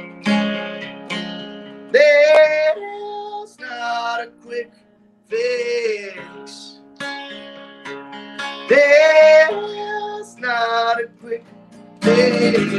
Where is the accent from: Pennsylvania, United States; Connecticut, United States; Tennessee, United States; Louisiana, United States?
Pennsylvania, United States; Doylestown; also born or lived in Perkasie, Pennsylvania; I'm from Doylestown originally